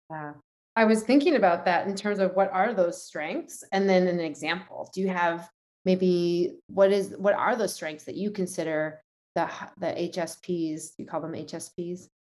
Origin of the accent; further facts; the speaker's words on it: New York City, New York, United States; as a New Yorker